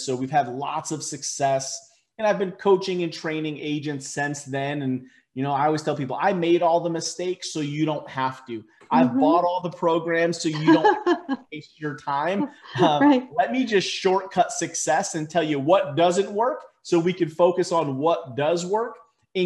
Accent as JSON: {"language": "English", "region": "Connecticut", "country": "United States", "tie": "born or raised there", "also_born_or_lived": "Naugatuck, Connecticut", "moved": "as an adult", "lives_now": "Dallas, United States", "said": "growing up in Connecticut"}